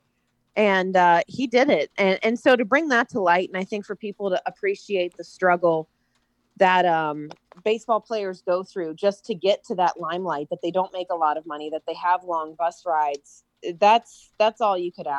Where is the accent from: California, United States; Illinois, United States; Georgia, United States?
Georgia, United States; Atlanta; I grew up in Atlanta, and baseball is a way of life there.